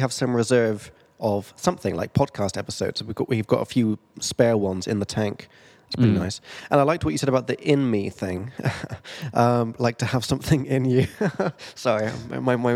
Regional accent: England, United Kingdom; now in Prague, Czech Republic; I'm from England

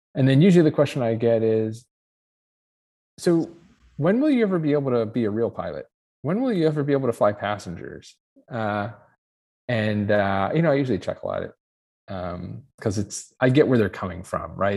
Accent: Ohio, United States; I'm from Ohio, and I'm a pilot.

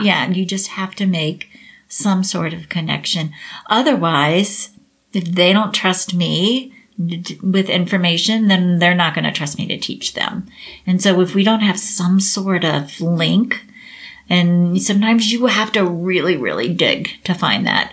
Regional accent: Cincinnati, Ohio, United States; also born or lived in Dallas, Texas; I'm actually from Cincinnati. And I went back to Cincinnati

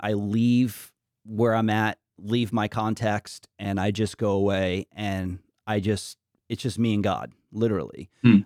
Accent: New York, United States; moved away; also born or lived in Washington, D.C.; I grew up in New York

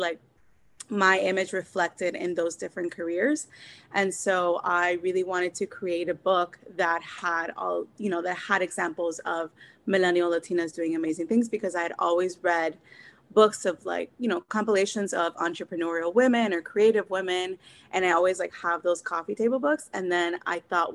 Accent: Miami, Florida, United States; moved away as an adult; also born or lived in Cuba / Massachusetts; So I was born in Cuba. I'm an immigrant and I was raised in Miami

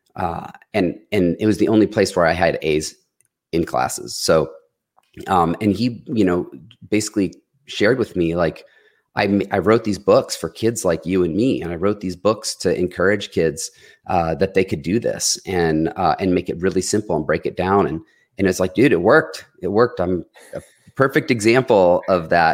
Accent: Detroit, Michigan, United States; now in Columbus, United States; I had a lot of influence from growing up in Detroit

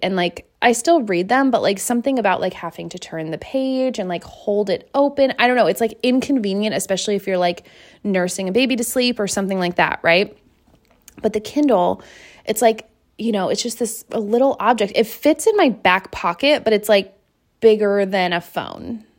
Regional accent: between Seattle and Tacoma, Washington, United States; moved away; I grew up in Washington, like near Seattle, okay? Like halfway between Seattle and Tacoma

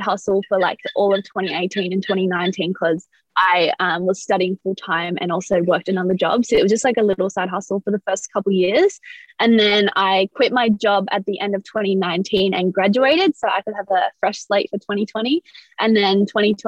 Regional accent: Sydney, New South Wales, Australia; I'm from Sydney, Australia

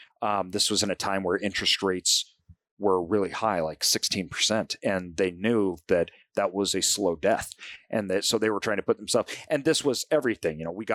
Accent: Boise, Idaho, United States; I think that I grew up in Boise, Idaho, but my parents come from a small farming community.

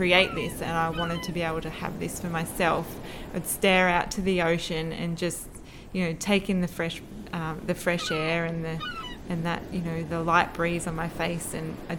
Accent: Jervis Bay, New South Wales, Australia; moved away as an adult; also born or lived in Camden, Sydney / Coogee, Sydney; So I grew up in Jervis Bay, New South Wales, on the south coast.

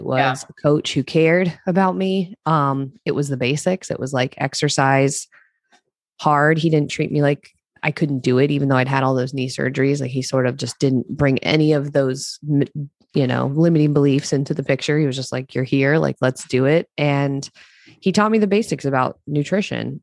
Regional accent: Eastern Shore of Maryland, United States; moved away; I grew up in Maryland, on the eastern shore of Maryland

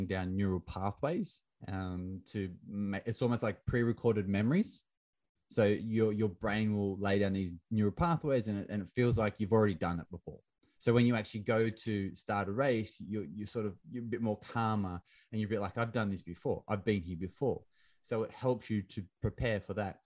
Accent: Australia; I grew up in Australia in the 90s playing soccer

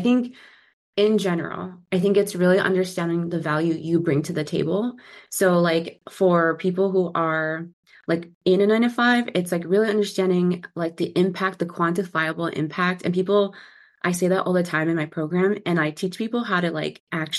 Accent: San Diego, California, United States; now in Seattle, United States; born and raised in San Diego and currently in the Seattle gloomy area.

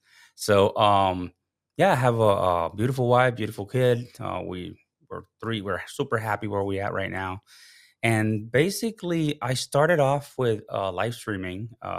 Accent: Puerto Rico; moved away as an adult; now in United States; So background, starting off, I'm from Puerto Rico. That's my, you know, where I was born. I was raised. I moved to the States because with the Coast Guard, right?

